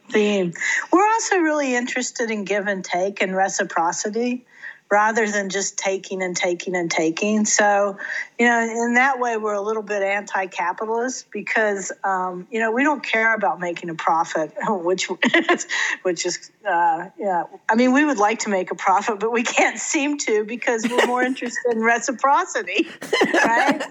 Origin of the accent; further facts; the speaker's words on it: Fayette County, West Virginia, United States; moved away; also born or lived in Santa Cruz; I grew up on a Little Hill in Fayette County, West Virginia, and I mean it was in the middle of nowhere